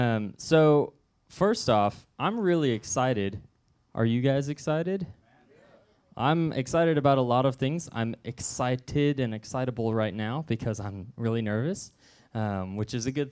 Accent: Southwest City, Missouri, United States; The first time I spoke, and only other time I spoke this message, was at my home church growing up in Southwest City

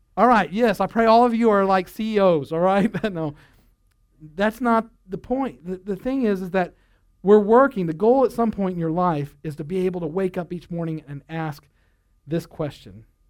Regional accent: United States

